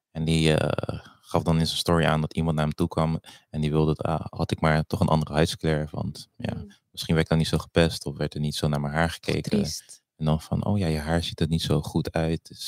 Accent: DR Congo; Hij, komt uit Suriname, ik kom uit Congo.

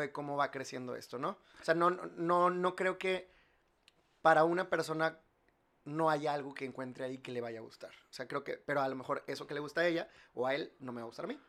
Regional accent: Monterrey, Nuevo León, Mexico; yo soy de aquí, yo soy regio

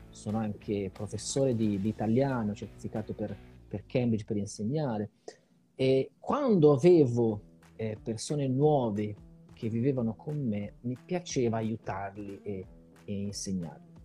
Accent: Italy; moved away as an adult; also born or lived in Ireland; now in Brazil; io sono arrivato in Brasile per caso, ti dico la verità, nel senso che eh, io ho vissuto in Italia fino a quando avevo eh, 27 anni, poi ho deciso di andare a vivere in Irlanda

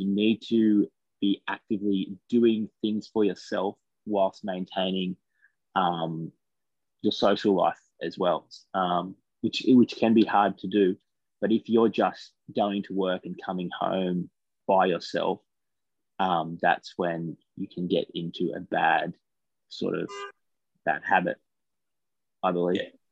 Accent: Taree, New South Wales, Australia; moved away as an adult; also born or lived in Bathurst; I came from Taree to Bathurst.

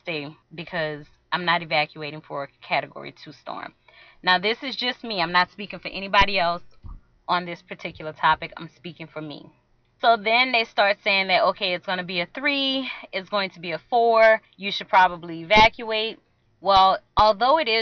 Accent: outskirts of New Orleans, Louisiana, United States; I am from Louisiana. I'm from a place that's on the outskirts of New Orleans

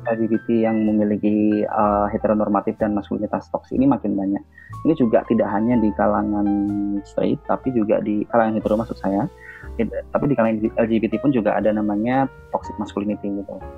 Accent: Java, Indonesia; Saya sendiri juga orang Jawa

